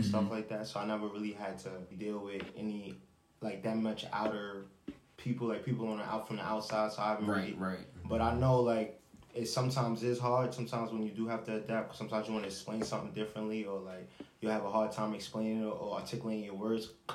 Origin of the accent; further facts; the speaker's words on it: New York City, New York, United States; I'm from New York